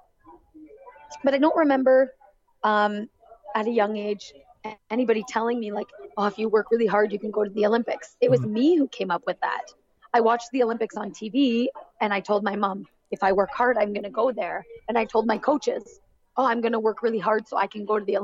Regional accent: Barrie, Ontario, Canada; my hometown in Barrie, Ontario

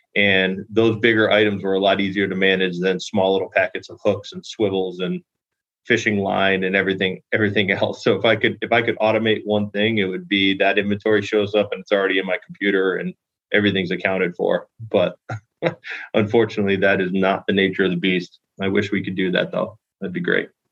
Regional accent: Connecticut, United States; moved away as an adult; now in St. Petersburg, United States; I was actually born and raised in Connecticut

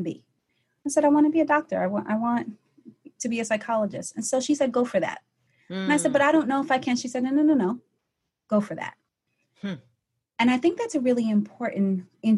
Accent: New York City, New York, United States; I am originally from Brooklyn, New York, and I kind of grew up in a family of kind of warrior women

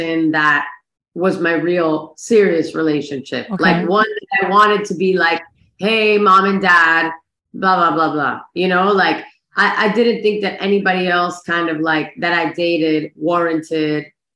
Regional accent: Miami, Florida, United States; I'm from Miami, born and raised.

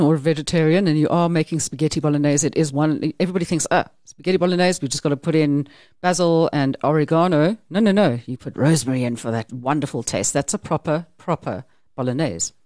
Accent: South Africa

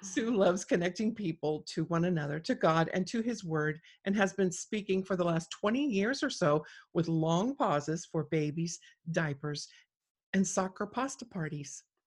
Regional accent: South Gate, California, United States; now in North Idaho, United States; I grew up down there.

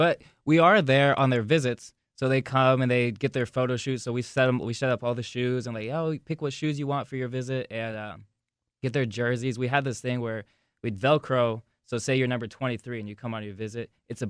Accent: Wichita, Kansas, United States; I'm from Wichita

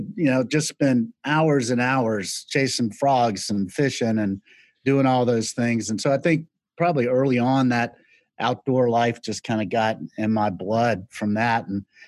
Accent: the Carolinas, United States; moved away as an adult; also born or lived in New York; it was just sort of part of our life growing up in the Carolinas. And as I got older, I went off to New York and worked in advertising

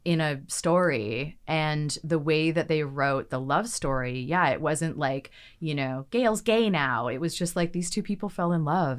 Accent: Victoria, British Columbia, Canada; moved away as an adult; now in Vancouver, Canada; I'm from Victoria, from the island

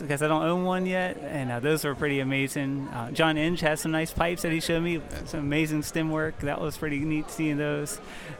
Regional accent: Mathews County, Virginia, United States; I'm from Matthews County, Virginia.

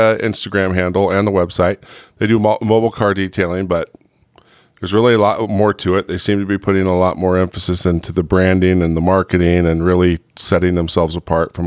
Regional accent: Huntington Beach, California, United States; now in Heber, United States; I grew up in Huntington Beach

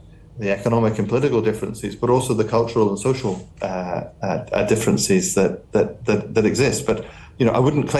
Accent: Highlands of Scotland, United Kingdom; I come from the Highlands of Scotland.

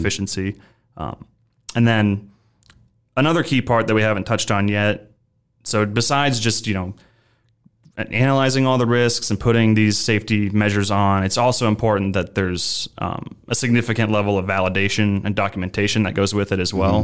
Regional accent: Omaha, Nebraska, United States; moved away as an adult; also born or lived in Chicago; I'm originally from Omaha, Nebraska. So I am a Nebraska native.

